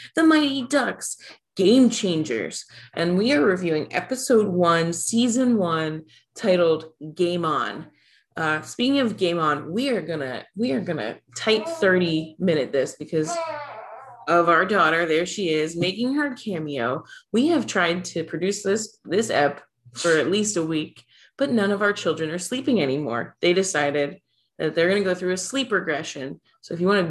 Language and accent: English; Philadelphia, Pennsylvania, United States; I am from Philadelphia